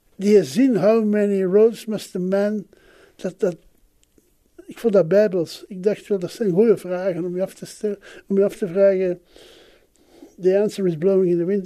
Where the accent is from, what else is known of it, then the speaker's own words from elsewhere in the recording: Flanders, Belgium; also born or lived in Brussels; in een elite school in Brussel als Vlaming